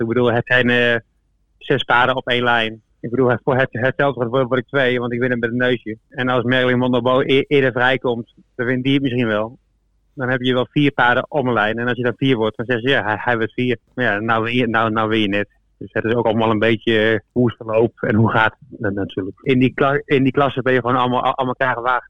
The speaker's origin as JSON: {"language": "Dutch", "town": "Deventer", "region": "Overijssel", "country": "Netherlands", "also_born_or_lived": "Deurne", "moved": "yes", "said": "ik kom uit Deventer"}